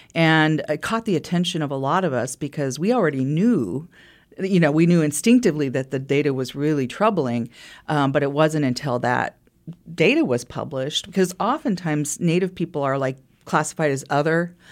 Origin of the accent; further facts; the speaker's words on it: Wichita, Kansas, United States; also born or lived in Lawrence, Kansas; I grew up in Wichita